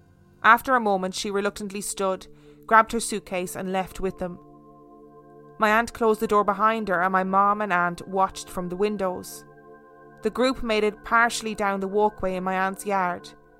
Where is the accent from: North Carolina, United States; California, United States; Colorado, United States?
Colorado, United States; Denver; born or raised there